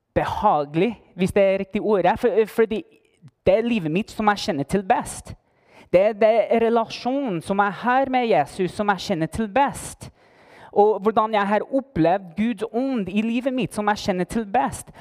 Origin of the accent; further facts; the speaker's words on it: Las Cruces, New Mexico, United States; Norwegian is a second language; moved away as an adult; now in Heimdal, Norway; Jeg kommer opprinnelig fra Las Cruces, New Mexico.